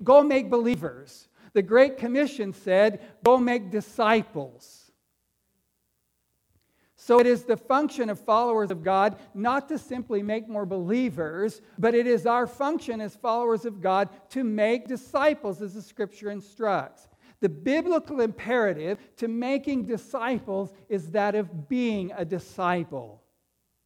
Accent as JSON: {"language": "English", "town": "Fresno", "region": "California", "country": "United States", "tie": "born or raised there", "said": "I grew up right here in Fresno"}